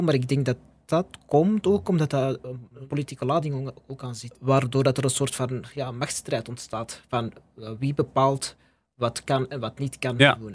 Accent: Belgium; ik ben gewoon van België

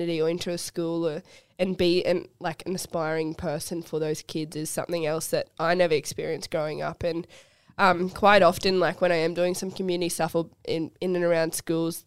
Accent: North Queensland, Australia; growing up in North Queensland

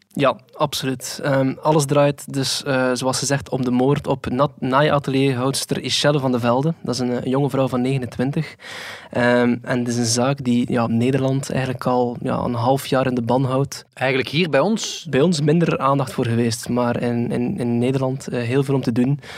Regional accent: Flanders, Belgium; bij ons in Antwerpen

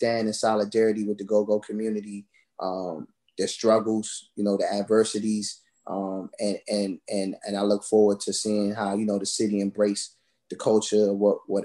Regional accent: Washington, District of Columbia, United States; also born or lived in Orange, New Jersey; I was born in Orange, New Jersey, and I grew up here, you know, in the DMV area

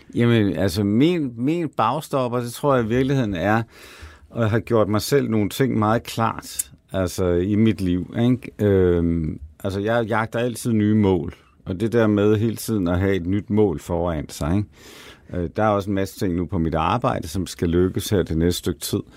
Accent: Denmark; now in Copenhagen, Denmark; jeg er altså fra det mørke Jylland

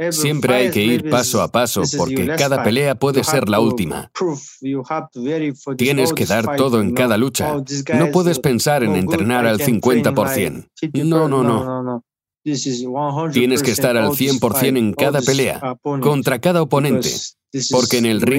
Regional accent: China; Nací en China. Tengo uh, nacionalidad kazaja. En China hay 3 millones de kazajos.

